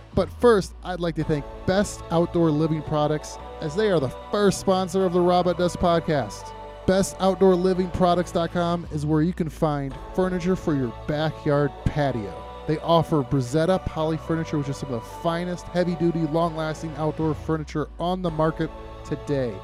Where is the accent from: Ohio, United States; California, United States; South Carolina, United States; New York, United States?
Ohio, United States; Toledo; I grew up in Toledo on the northwest